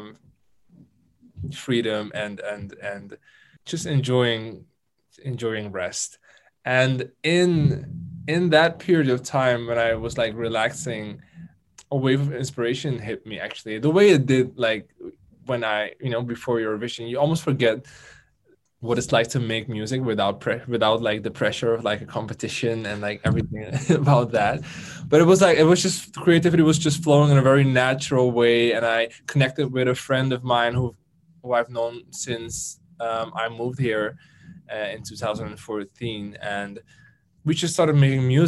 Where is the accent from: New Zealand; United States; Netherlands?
Netherlands; it was in my home country